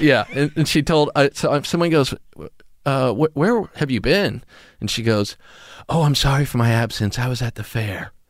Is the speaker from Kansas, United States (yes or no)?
yes; Kansas, United States; moved away as an adult; also born or lived in Santa Fe, New Mexico; I'm from the suburbs of Kansas